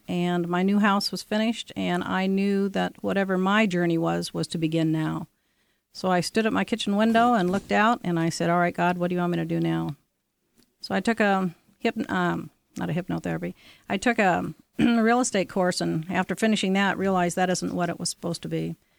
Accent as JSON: {"language": "English", "area": "Orcas Island, San Juan Islands", "region": "Washington", "country": "United States", "tie": "born or raised there", "said": "I grew up on Arcus Island and the San Juan Islands"}